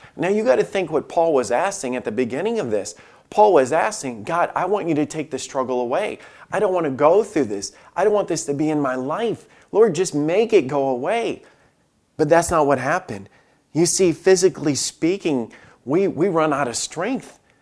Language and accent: English; Alabama, United States; moved away; I grew up in Alabama